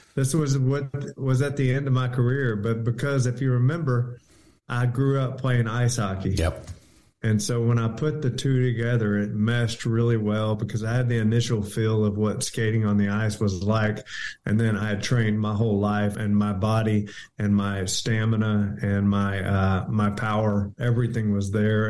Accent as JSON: {"language": "English", "town": "Houston", "region": "Texas", "country": "United States", "tie": "born or raised there", "said": "I grew up in North Houston"}